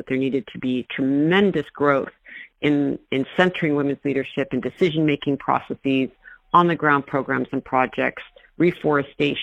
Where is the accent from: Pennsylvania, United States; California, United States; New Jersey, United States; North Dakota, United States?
California, United States; Mendocino; I grew up in Mendocino